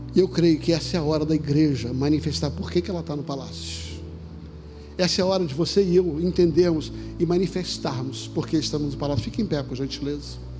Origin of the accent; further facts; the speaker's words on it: Rio de Janeiro, Brazil; quando eu era garoto pequeno, lá no Vidigal